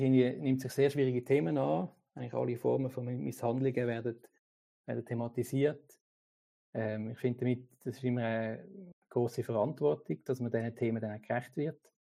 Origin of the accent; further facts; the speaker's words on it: Switzerland; bei uns in der Schweiz